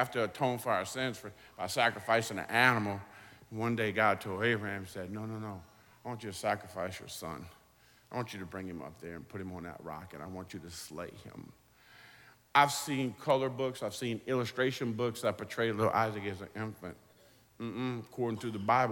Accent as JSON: {"language": "English", "town": "New Orleans", "region": "Louisiana", "country": "United States", "moved": "yes", "lives_now": "Waveland, United States", "said": "I'm from New Orleans, but I live in Waveland, Mississippi, on the Mississippi Gulf Coast"}